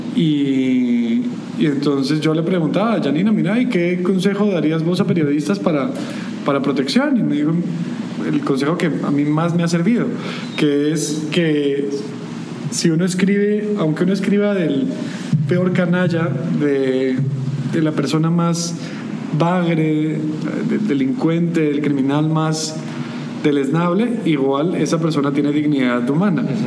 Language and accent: Spanish; Guatemala